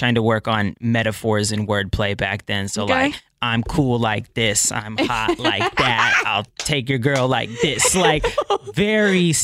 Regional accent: Bremerton, Washington, United States; also born or lived in Port Orchard, Washington / Kent, Washington / Seattle, Washington; I was born in Bremerton. So that's here in Washington.

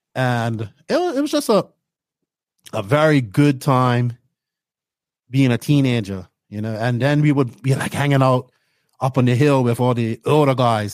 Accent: Bermuda; accent: Bermudian; moved away as an adult; now in Dominican Republic; Bermuda, growing up in Bermuda

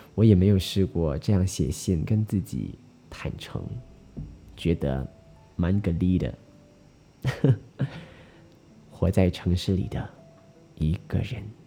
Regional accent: Malaysia; 我们马来西亚人

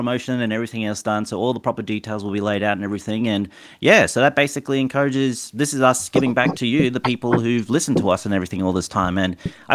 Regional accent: Australia; as an Australian

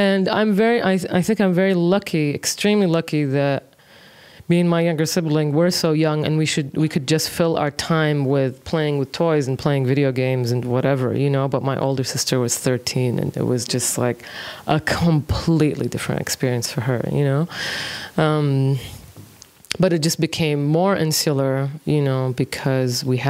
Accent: Kuwait; also born or lived in Dakar, Senegal; I was born in Senegal, I was born in Dakar. Mm-hmm. So 83 is when we went to Kuwait.

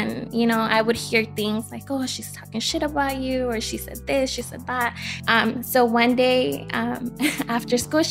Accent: East Los Angeles, California, United States; also born or lived in Bell Gardens; I grew up in East

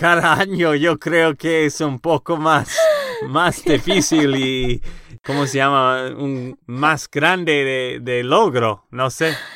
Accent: Texas, United States; Spanish is a second language; now in Nashville, United States; de Texas, Estados Unidos

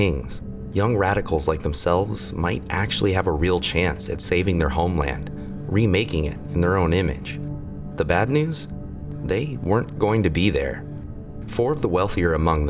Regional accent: North Texas, United States; we're from North Texas

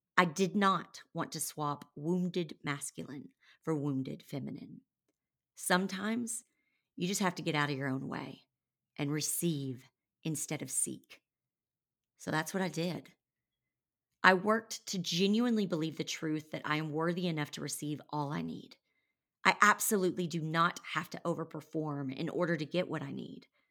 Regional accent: Conway, Arkansas, United States; moved away as an adult; also born or lived in Nashville, Tennessee; I had moved back to my hometown of Conway, Arkansas

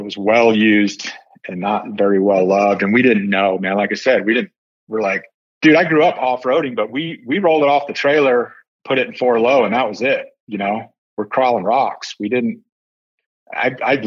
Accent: Colorado Springs, Colorado, United States; moved away; My mom's family goes back, like, I think I was fifth generation on her side from Colorado Springs

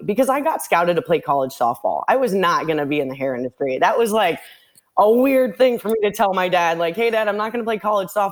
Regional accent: Santa Monica, California, United States; moved away as an adult; now in Miami, United States; I was born and raised in Los Angeles, California, Santa Monica. I recently live in Miami.

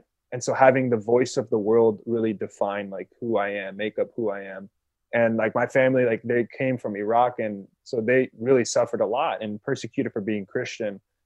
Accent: Sacramento, California, United States; moved away as an adult; now in Detroit, United States; we always grew up in Sacramento in California

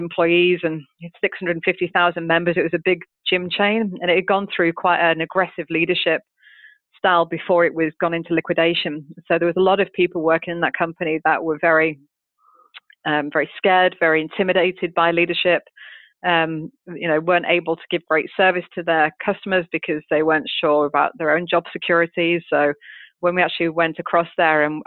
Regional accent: United Kingdom; moved away; come in as a Brit

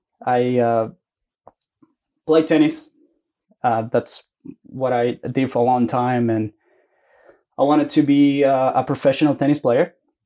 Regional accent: Antofagasta, Chile; English is a second language; moved away as an adult; also born or lived in Santiago, Chile; now in Oklahoma, United States; I was born in Antofagasta, which is a small town north Chile. Mm-hmm. And when I was 12 years old, I moved to Santiago. So my family's in Santiago.

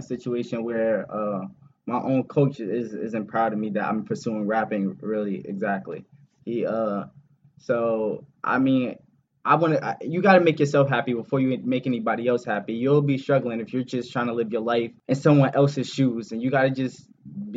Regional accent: New Jersey, United States; I'm from New Jersey

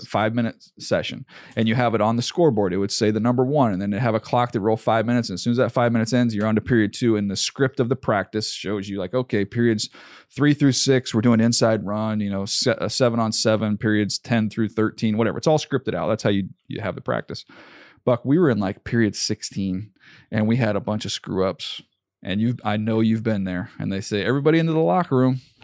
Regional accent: San Diego, California, United States; moved away as an adult; also born or lived in Northeast Louisiana; I grew up in San Diego

